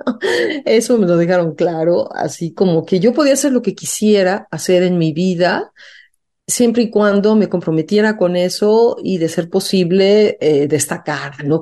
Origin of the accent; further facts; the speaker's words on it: Mexico; me fui becada afuera de México a estudiar diseño, no dejé de cantar. Y a mi regreso a México